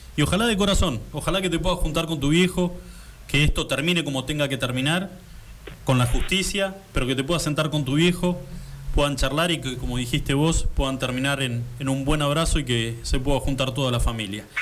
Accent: Río Gallegos, Santa Cruz, Argentina

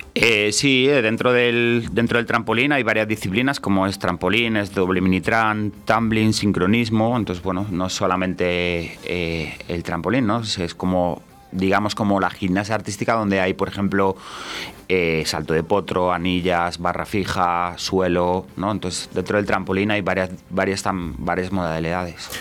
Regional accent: Valladolid, Castile and León, Spain; me he criado aquí en Valladolid

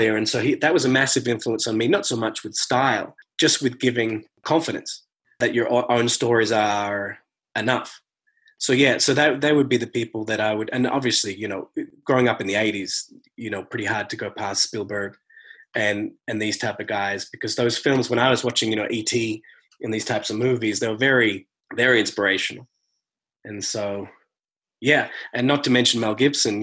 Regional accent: rural Victoria, Australia; moved away as an adult; now in Los Angeles, United States; an hour from my house, just in rural parts of Victoria, Australia.

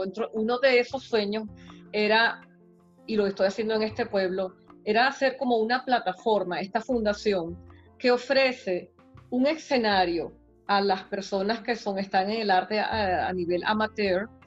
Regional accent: Venezuela; moved away; que nosotros salimos de Venezuela, bueno, yo salí en una época en que no estaban las cosas tan malas, salí por otras razones, ¿verdad? Pero soy inmigrante también y creo que nosotros estamos aprendiendo muchísimo, los venezolanos estamos educándonos

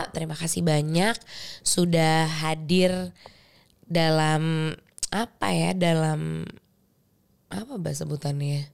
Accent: West Java, Indonesia

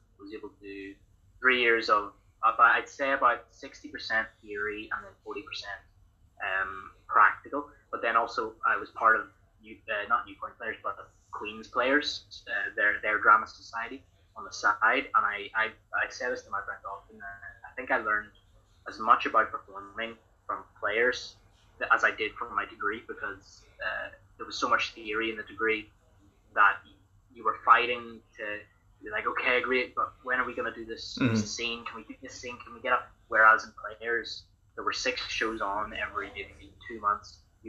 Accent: Ireland; I'm from Ireland.

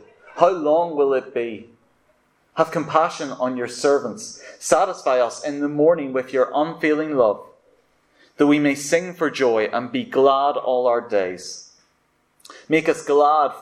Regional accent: Ballywalter, Northern Ireland, United Kingdom; moved away as an adult; now in London, United Kingdom; my hometown, Ballywalter

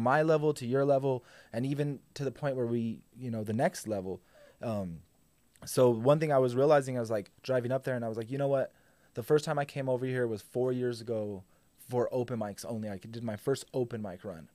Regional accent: Albuquerque, New Mexico, United States; also born or lived in Santa Fe; I was born in Santa Fe, but I was raised in Albuquerque my whole life.

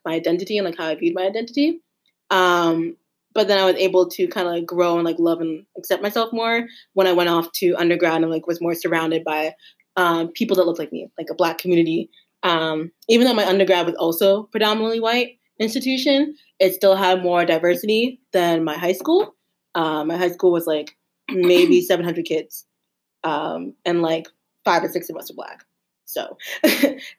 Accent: Lancaster County, Pennsylvania, United States; I grew up in Lancaster County, Pennsylvania, home of the Amish

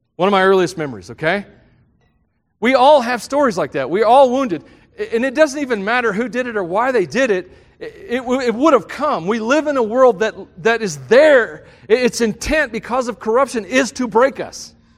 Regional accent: the South, United States; I grew up in the South, and Southern gospel music was big.

